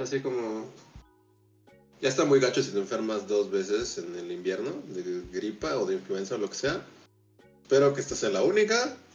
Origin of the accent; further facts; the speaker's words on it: Mexico City, Mexico; nuestra chilanguez